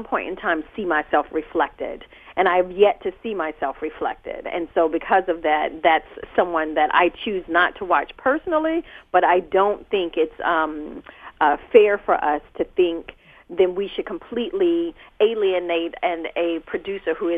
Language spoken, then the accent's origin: English; North Carolina, United States; moved away; I'm originally from North Carolina